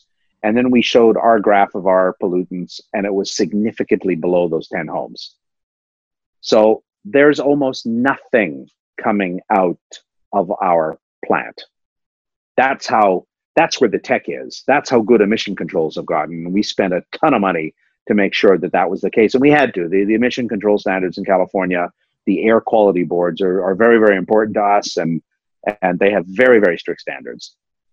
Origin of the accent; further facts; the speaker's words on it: Pickering, Ontario, Canada; also born or lived in Toronto; So I grew up in Toronto and I lived, grew up in Pickering